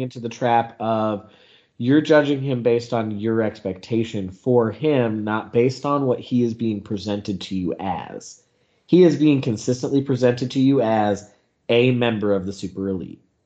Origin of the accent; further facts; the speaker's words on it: the Carolinas, United States; I grew up in the Carolinas